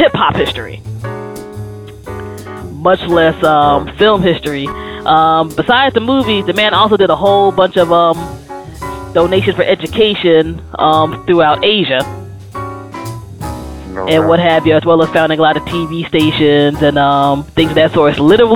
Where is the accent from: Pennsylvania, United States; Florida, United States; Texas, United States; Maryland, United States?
Maryland, United States; moved away; also born or lived in New York area; I grew up in Maryland